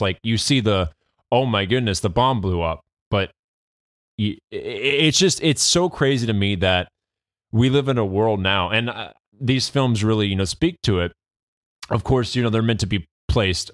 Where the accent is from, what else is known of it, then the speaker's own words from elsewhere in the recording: United States; we as the, as the American people